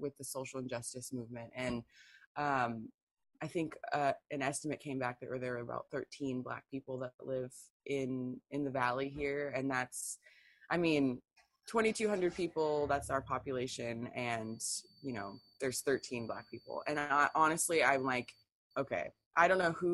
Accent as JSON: {"language": "English", "town": "Tacoma", "region": "Washington", "country": "United States", "tie": "born or raised there", "also_born_or_lived": "San Diego, California", "lives_now": "North Central Washington, United States", "said": "I grew up in San Diego and Tacoma"}